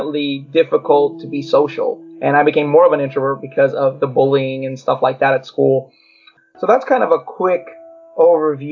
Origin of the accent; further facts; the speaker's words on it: Long Beach, California, United States; also born or lived in Los Angeles, California; I was born in Long Beach, California. There was a lot of Latinos and, you know, mixed cultures in our neighborhood